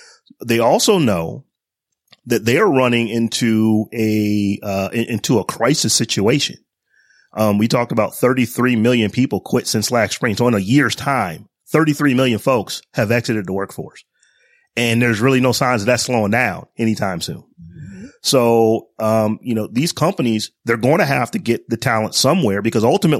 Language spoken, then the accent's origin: English; Northeast Ohio, United States; when I was growing up, I grew up in Northeast Ohio